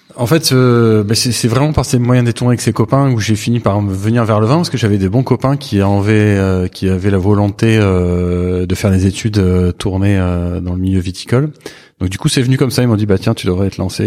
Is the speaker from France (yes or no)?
yes; Saint-Émilion, Nouvelle-Aquitaine, France; also born or lived in Bordeaux / Libourne; j'ai grandi ici. Je suis né à, à Bordeaux.